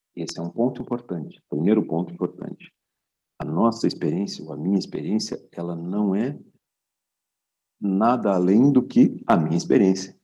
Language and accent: Portuguese; Brazil; moved away as an adult; now in Portugal; eu sou brasileiro de nascimento e criação